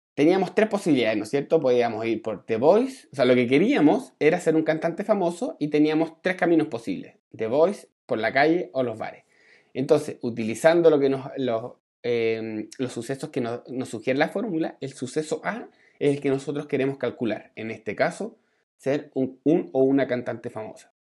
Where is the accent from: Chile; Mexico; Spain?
Chile; Santiago, Santiago Metropolitan Region; moved away; yo me vine para mi tierra acá en, Santiago